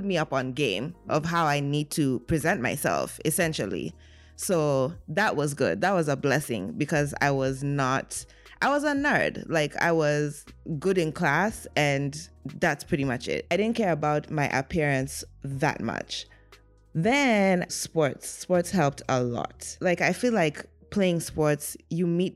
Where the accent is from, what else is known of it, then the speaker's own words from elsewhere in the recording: Kenya; I was born and raised in Kenya, the only girl